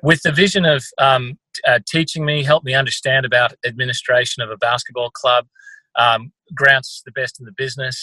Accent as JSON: {"language": "English", "region": "country Victoria", "country": "Australia", "tie": "born or raised there", "also_born_or_lived": "California, United States"}